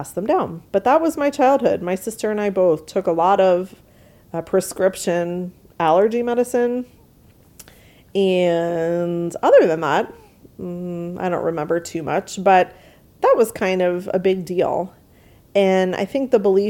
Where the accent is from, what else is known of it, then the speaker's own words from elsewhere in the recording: New York, United States; I grew up in New York, which is a humid place, obviously, with the water right there